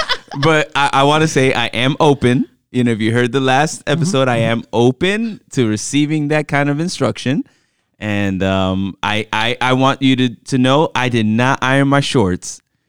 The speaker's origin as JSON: {"language": "English", "region": "New York", "country": "United States", "tie": "born there", "also_born_or_lived": "Miami", "said": "I am very fashionista. I mean, I was born in New York and then"}